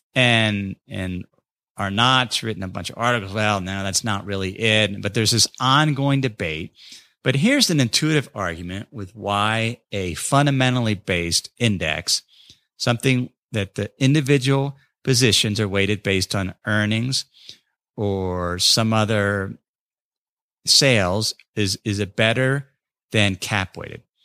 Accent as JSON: {"language": "English", "town": "North College Hill", "region": "Ohio", "country": "United States", "tie": "born or raised there", "said": "my hometown of North College Hill"}